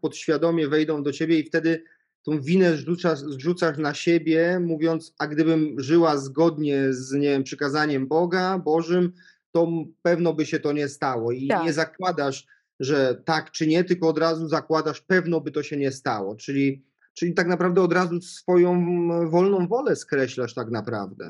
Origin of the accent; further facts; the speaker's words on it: Świdnica, Lower Silesian Voivodeship, Poland; ja pochodzę z takiego małego miasta, nie z Wrocławia, spod Wrocławia, piękna miejscowość Świdnica